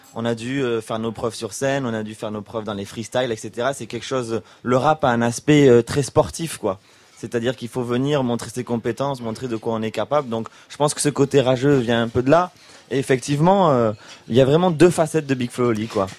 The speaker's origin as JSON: {"language": "French", "town": "Toulouse", "region": "Occitania", "country": "France", "said": "nous quand on vient de Toulouse"}